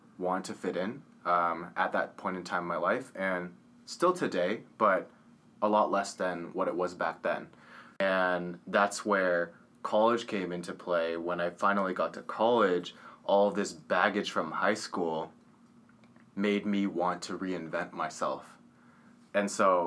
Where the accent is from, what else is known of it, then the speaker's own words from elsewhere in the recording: Orange County, California, United States; growing up in Orange County, it's a more wealthy area.